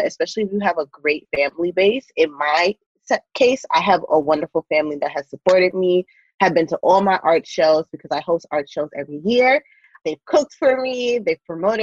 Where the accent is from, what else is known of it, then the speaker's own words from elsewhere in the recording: New York, United States; moved away as an adult; now in California, United States; I'm originally from New York, left everything in New York, left my job